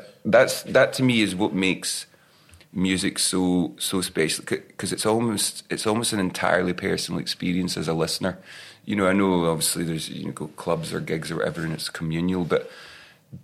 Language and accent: English; Ayrshire, west coast of Scotland, United Kingdom; me and the other boys in the band, we grew up in Ayrshire, west coast of Scotland, just south of Glasgow